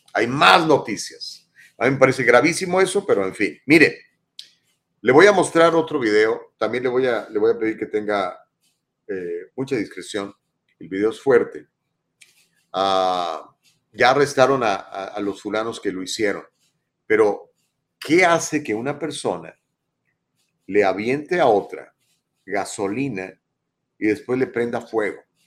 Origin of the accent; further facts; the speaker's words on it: Ciudad Valles, San Luis Potosí, Mexico; moved away as an adult; now in Los Angeles, United States; yo soy mexicano, nací en México el 23 de septiembre de 1964, en la localidad de Ciudad Valle, San Luis Potosí